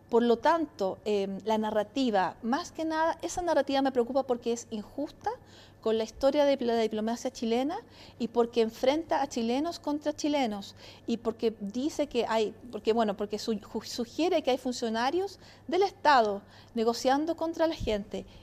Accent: Italy; Soy italiana

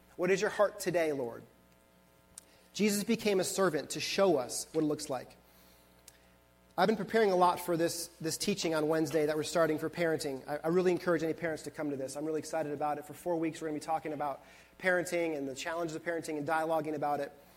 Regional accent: Buffalo, New York, United States; moved away; I was born and raised in Buffalo, New York

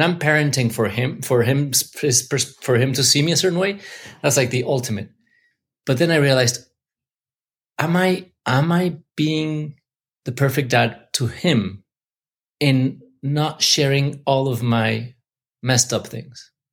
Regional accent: Mexico City, Mexico; now in Los Angeles, United States; I grew up in Mexico

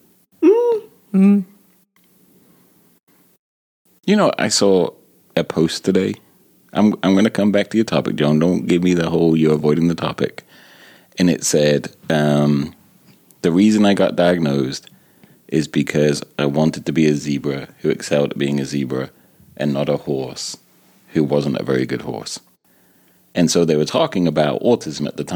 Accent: England, United Kingdom; also born or lived in Thailand; now in United States; coming from England and then living in America

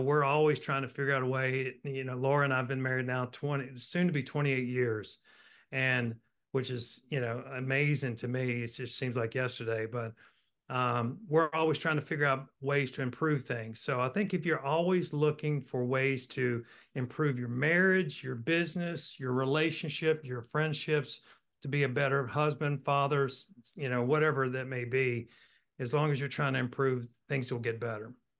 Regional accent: Roanoke, Virginia, United States; But I was born and raised in Roanoke, Virginia, went to Virginia Tech.

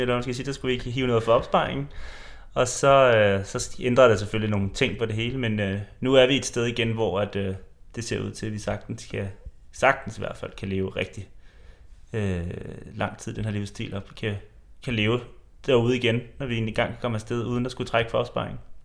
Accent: Denmark

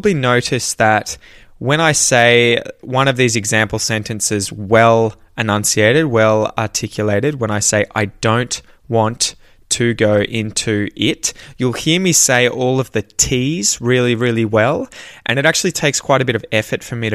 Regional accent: Australia; accent: Australian; my Australian accent

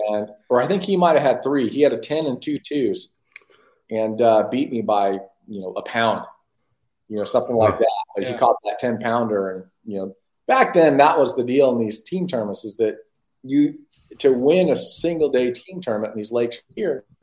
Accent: Southern California, United States; I grew up in Southern California where the small, you know, reservoirs that were tough fishing

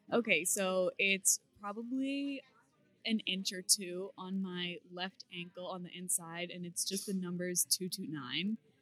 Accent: Beverly, Massachusetts, United States; I am from Beverly, Massachusetts, where I still reside

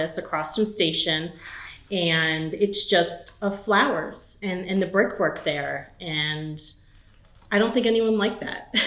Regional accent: New York, United States; also born or lived in Charlotte, North Carolina; now in Belmont, United States; I'm from New York originally

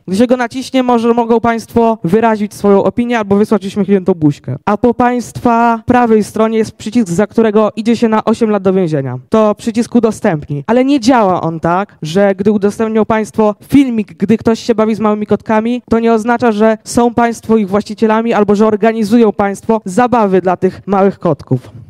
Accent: Krapkowice, Opole Voivodeship, Poland; w marcu skończę 15 lat i przyjechałem z Krapkowic na Opolszczyźnie

